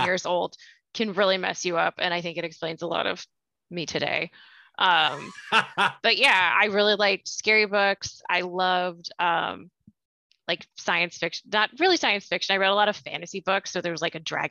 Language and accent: English; Coventry, Rhode Island, United States; moved away; So the town that I grew up in, which is Coventry, is the biggest town